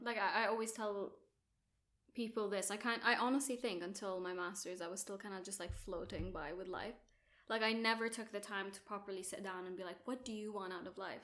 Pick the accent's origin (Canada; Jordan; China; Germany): Jordan; moved away as an adult; also born or lived in Abu Dhabi, United Arab Emirates; now in United Kingdom; I'm Jordanian. Well, grew up in Jordan, also grew up in Abu Dhabi